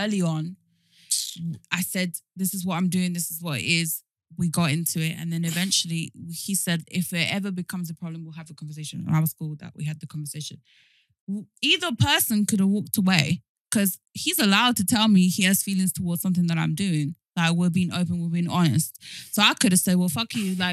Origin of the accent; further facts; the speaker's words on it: London, United Kingdom; also born or lived in Argentina / Miami; I'm from South London